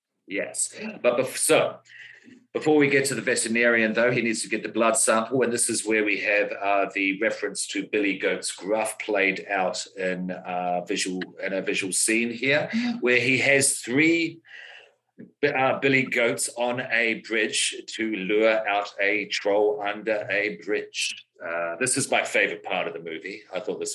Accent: Australia; which I particularly appreciated, as the Australian of the pod there, Ned Kelly iron suit.

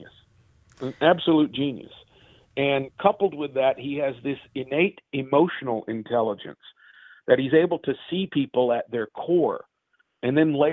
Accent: Murray, Kentucky, United States; moved away; my hometown in Kentucky

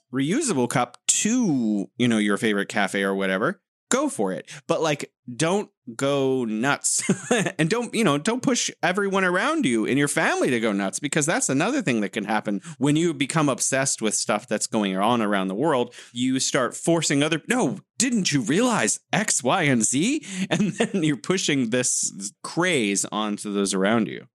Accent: United States; as an American

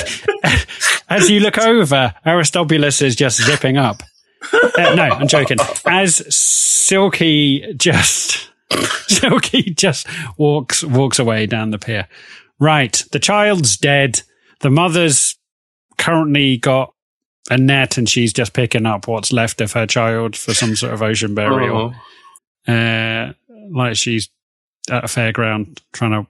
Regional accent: Oxford, South East England, United Kingdom; I am not from America. I was born in Oxford

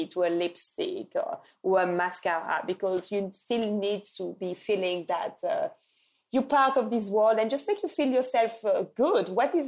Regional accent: Lubumbashi, Haut-Katanga, DR Congo; when I went to Lubumbashi in my hometown where I was born in Congo, they told me

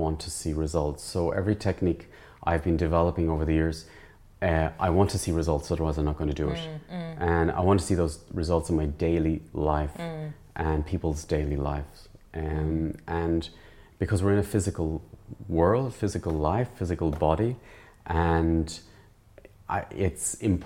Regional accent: Ireland; I grew up in the Irish background and in not a very wealthy family and middle class family

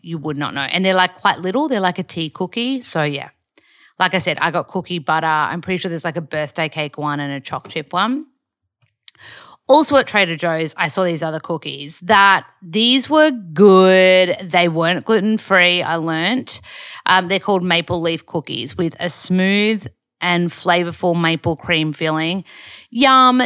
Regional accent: Australia; moved away as an adult; also born or lived in Byron Bay; now in Los Angeles, United States; I'm the only Aussie in the class

